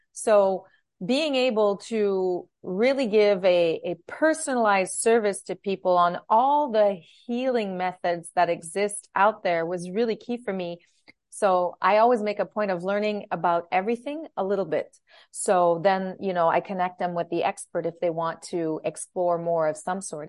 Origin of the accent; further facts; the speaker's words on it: Ottawa, Ontario, Canada; moved away as an adult; also born or lived in Timmins, Ontario / Montreal; I grew up in, in Ottawa